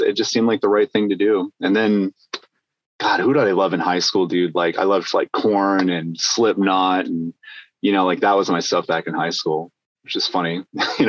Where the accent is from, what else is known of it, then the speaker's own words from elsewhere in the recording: Alaska, United States; moved away as an adult; also born or lived in Nebraska; now in California, United States; I'm from Alaska. I was born and raised way up there.